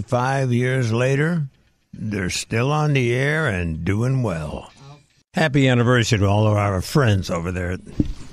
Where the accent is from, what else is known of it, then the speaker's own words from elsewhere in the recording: Indianapolis, Indiana, United States; moved away as an adult; now in New York, United States; I'm a kid from Indianapolis